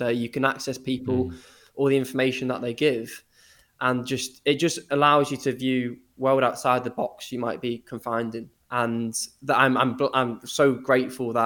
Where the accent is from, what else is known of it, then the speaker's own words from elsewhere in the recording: Liverpool, North West England, United Kingdom; also born or lived in Eastbourne; I was about 5 years old, we moved from Eastbourne on the south coast to Liverpool